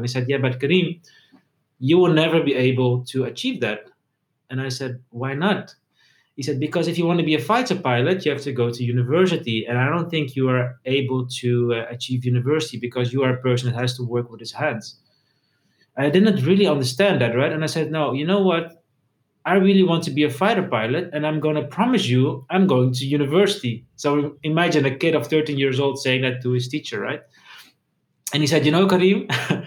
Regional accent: Netherlands; also born or lived in Egypt / Amsterdam; I grew up in the Netherlands, but I have my roots in Egypt and in Italy.

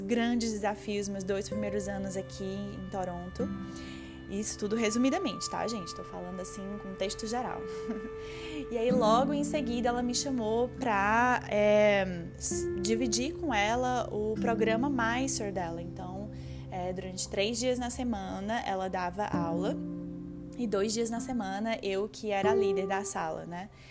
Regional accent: Fortaleza, Ceará, Brazil; moved away; em uma empresa grande lá em Fortaleza, onde eu, de onde eu vim

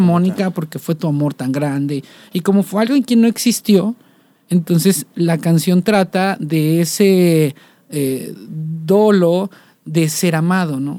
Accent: Coatepec, Veracruz, Mexico; moved away as an adult; now in Xalapa, Mexico; yo vengo de una familia un poco tradicional, ¿no? Eh, y también de una ciudad un poco tradicional, que es Coatepec, Veracruz

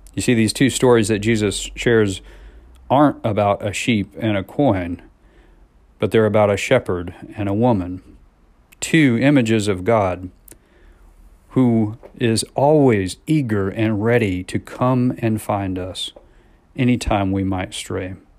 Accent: Missouri, United States; now in College Station, United States; I was a kid growing up in Missouri

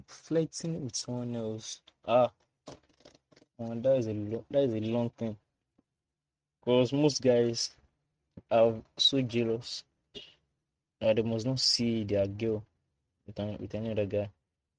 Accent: Ogun State, Nigeria; Good afternoon. … I'm from Ogun State.

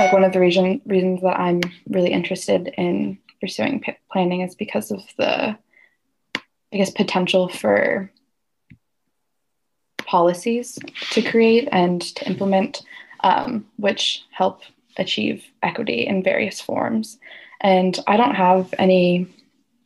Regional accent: Walla Walla, Washington, United States; I grew up in Walla Walla and then I went to college here

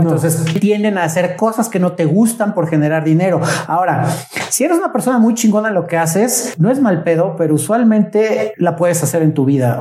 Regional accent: Mexico

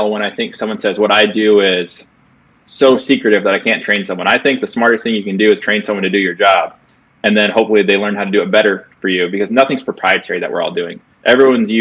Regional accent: Iowa, United States; I'm from Iowa

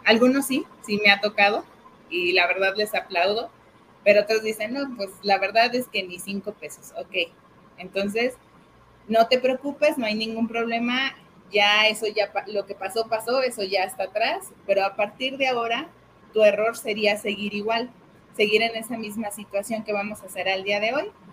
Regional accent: Mexico; nosotros como, como mexicanos

